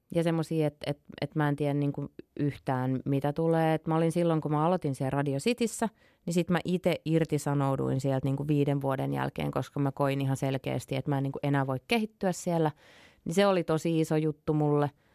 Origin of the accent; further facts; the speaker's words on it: Imatra, South Karelia, Finland; also born or lived in northern Finland; mä kasvoin tosiaan Imatralla niin kun, no mun juuret on pohjois mutta sitten muutin yhdeksänvuotiaan Imatralle